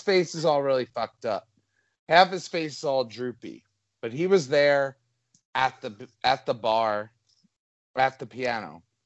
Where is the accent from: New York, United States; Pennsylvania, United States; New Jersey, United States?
New Jersey, United States; I'm Italian. I'm from New Jersey